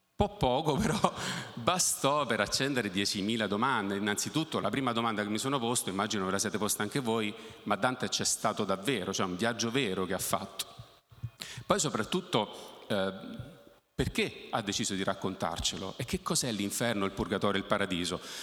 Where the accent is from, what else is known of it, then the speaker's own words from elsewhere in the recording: Naples, Campania, Italy; Io sono nato a Napoli